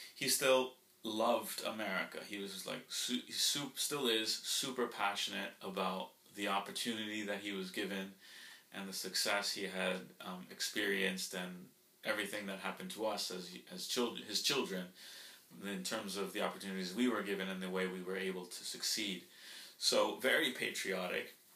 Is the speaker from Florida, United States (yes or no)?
yes; Florida, United States; first language Spanish; English is a second language; also born or lived in Colombia; we grew up in in Florida